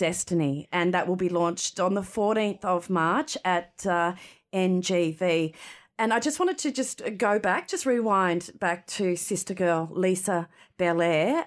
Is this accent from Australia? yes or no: yes; Cherbourg, Queensland, Australia; we come from Cherbourg community